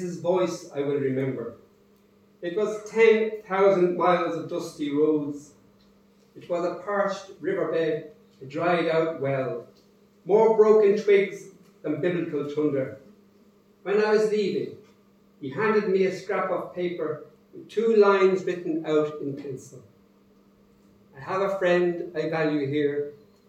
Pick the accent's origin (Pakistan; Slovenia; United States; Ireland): Ireland; Dublin, Leinster; I'm from Dublin.